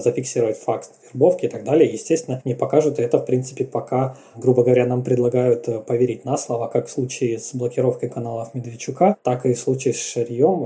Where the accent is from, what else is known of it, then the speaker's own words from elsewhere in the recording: Eastern Ukraine, Ukraine; Я как человек из Восточной Украины